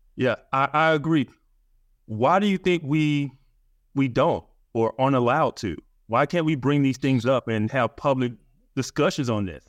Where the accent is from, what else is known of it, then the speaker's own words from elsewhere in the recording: Birmingham, Alabama, United States; I grew up in Birmingham, Alabama